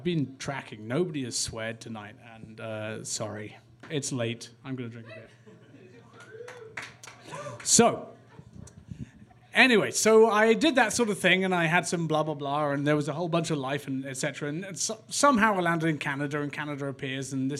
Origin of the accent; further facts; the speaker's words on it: England, United Kingdom; I'm English